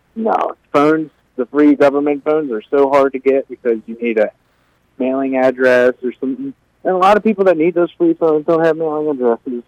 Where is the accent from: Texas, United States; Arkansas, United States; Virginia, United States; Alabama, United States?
Virginia, United States; moved away as an adult; now in Watertown, United States; I'm actually from Virginia